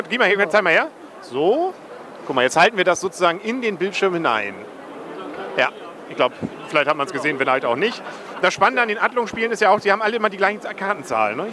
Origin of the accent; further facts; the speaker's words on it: Kiel, Schleswig-Holstein, Germany; für mich als Kieler